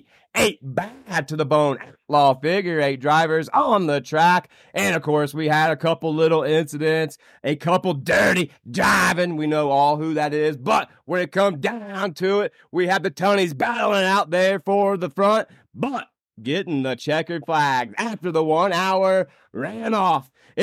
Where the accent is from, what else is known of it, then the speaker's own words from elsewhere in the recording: Indiana, United States; How about this weekend in my home state?